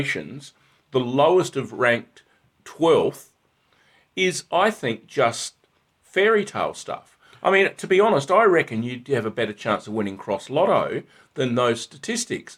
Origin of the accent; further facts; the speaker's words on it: Australia; I'm an Aussie through and through